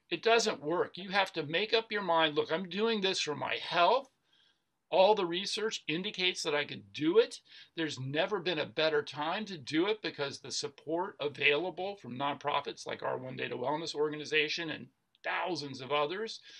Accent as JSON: {"language": "English", "town": "Atlanta", "region": "Georgia", "country": "United States", "tie": "born or raised there", "said": "I grew up in Atlanta, Georgia, where fried food, you know, fried chicken is a food group in Atlanta, Georgia."}